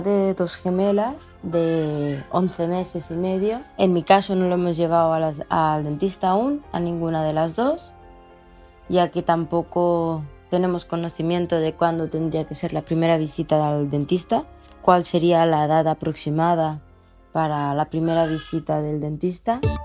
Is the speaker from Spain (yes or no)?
yes; Sant Carles de la Ràpita, Catalonia, Spain; soy de San Carlos de la Rápita, un pueblecito de Tarragona